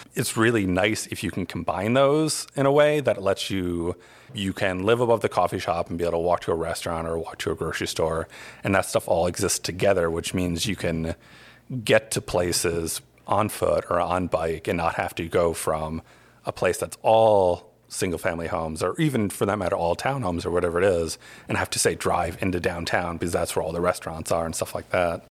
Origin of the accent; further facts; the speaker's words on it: Albany, New York, United States; now in Asheville, United States; I'm originally from Albany, New York